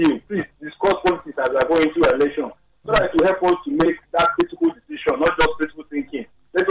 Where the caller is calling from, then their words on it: Lagos, Nigeria; I'm calling from Adja area.